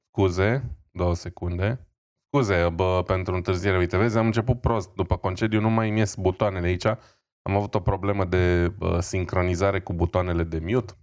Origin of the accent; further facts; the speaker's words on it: Romania; eu sunt român